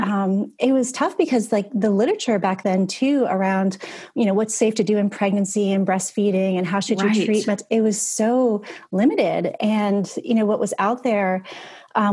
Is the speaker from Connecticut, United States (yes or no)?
yes; Connecticut, United States; moved away as an adult; also born or lived in Boston, United States; now in Charleston, United States; I'm originally from Connecticut